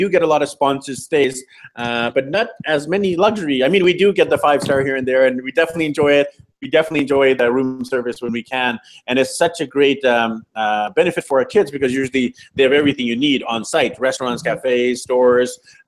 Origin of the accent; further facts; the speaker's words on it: Vancouver, British Columbia, Canada; So I'm from Vancouver, BC, Canada. I'm used to having a stable, strong Wi-Fi connection.